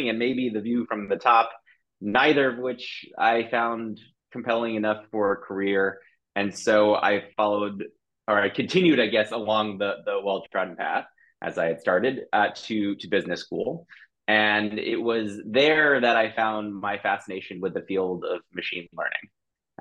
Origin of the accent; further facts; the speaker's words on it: New York, United States; moved away as an adult; now in London, United Kingdom; though I live in London, I'm originally from the United States, from New York